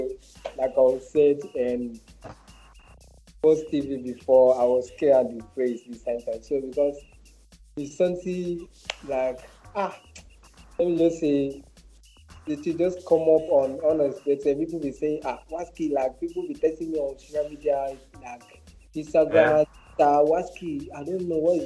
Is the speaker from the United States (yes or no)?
no; Nasarawa, Nigeria; also born or lived in Benin City, Edo State, Nigeria; I was born and brought up in Nasarawa State, but all my primary education in Edo State, Benin City.